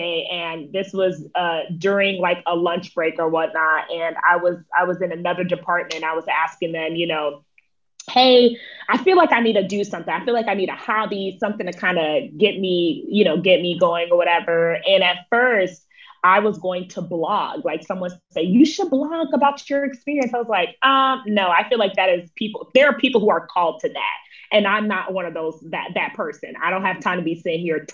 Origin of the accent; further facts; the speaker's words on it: West Palm Beach, Florida, United States; moved away as an adult; now in Atlanta, United States; I currently live in Atlanta, Georgia, but I'm originally from West Palm Beach, Florida